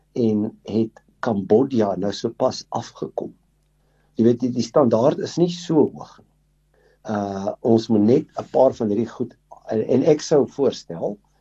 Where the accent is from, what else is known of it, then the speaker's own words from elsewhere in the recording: South Africa; ons as Suid-Afrikaners